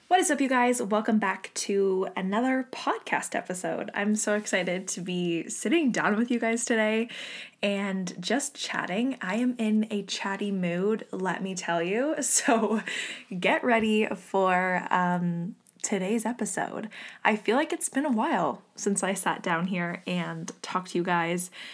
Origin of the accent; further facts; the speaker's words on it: Canada; me and Jocelyn left, um, my hometown. We are both from here